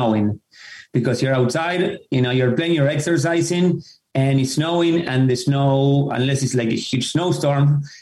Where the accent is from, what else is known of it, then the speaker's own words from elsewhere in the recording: Argentina; moved away as an adult; now in Fairfield County, United States; I grew up in Argentina